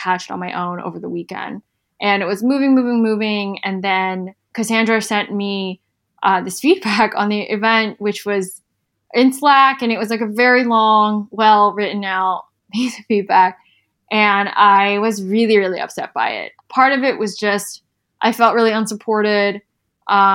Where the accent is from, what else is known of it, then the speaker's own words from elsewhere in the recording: South Carolina, United States; I'm from South Carolina, we just have like a very different upbringing